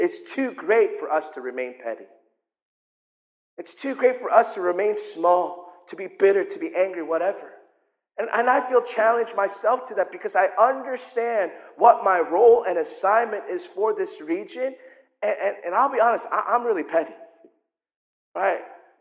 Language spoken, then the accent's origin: English; South Korea; I'm from Korea.